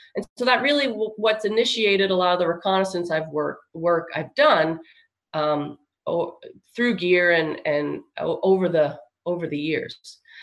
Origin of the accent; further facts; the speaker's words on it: Long Island, New York, United States; moved away as an adult; also born or lived in California; now in Texas, United States; I'm from um, Long Island, uh, re- near New York City